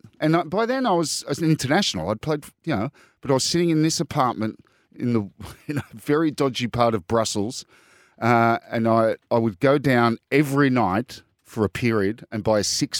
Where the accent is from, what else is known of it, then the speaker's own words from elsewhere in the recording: New South Wales, Australia; Like, I'm from the North Shore. It's Manly over there.